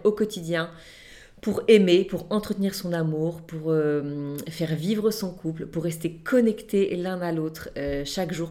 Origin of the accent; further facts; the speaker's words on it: Nantes, Pays de la Loire, France; now in Toulon, France; on habite aujourd'hui Toulon, mais à la base, je suis originaire de Nantes